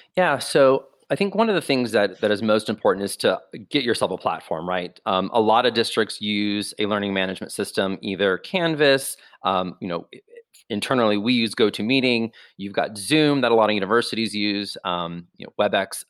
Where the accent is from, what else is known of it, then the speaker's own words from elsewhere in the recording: Florida, United States; moved away as an adult; now in Chicago, United States; born and raised in Florida